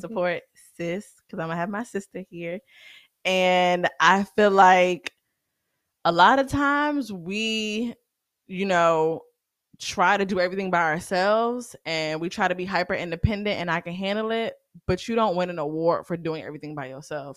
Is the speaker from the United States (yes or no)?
yes; the South, United States; I'm growing up in the South